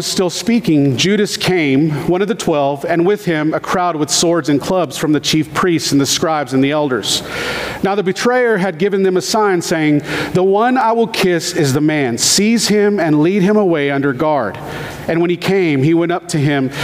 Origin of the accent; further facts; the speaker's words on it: United States; I love being American